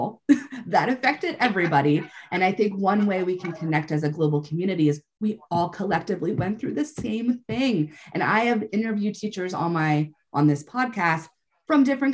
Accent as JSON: {"language": "English", "country": "United States", "said": "as American teachers"}